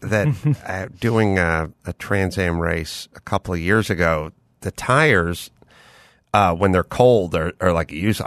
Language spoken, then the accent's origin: English; North Hollywood, California, United States; I'm from North Hollywood